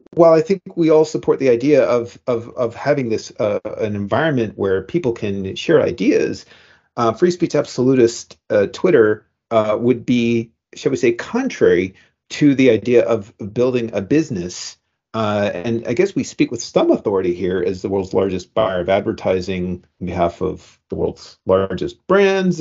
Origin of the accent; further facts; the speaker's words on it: Canada; now in United States; Me as a Canadian